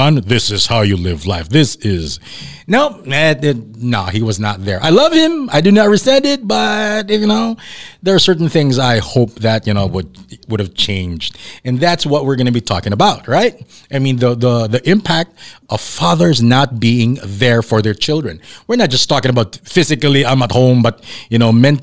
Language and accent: English; Davao City, Davao Region, Philippines; moved away; also born or lived in Manila; I grew up down south in Davao, and then when I moved to Manila